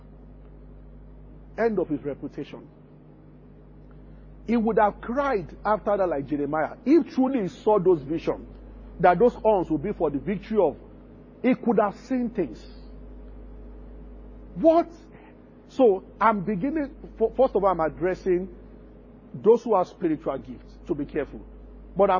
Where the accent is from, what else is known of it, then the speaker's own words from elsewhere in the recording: Abeokuta, Ogun State, Nigeria; growing up in Abeokuta